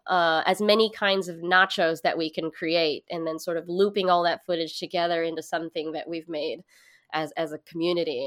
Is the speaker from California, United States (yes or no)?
yes; Hercules, California, United States; moved away as an adult; now in New York, United States; I grew up in Hercules, California.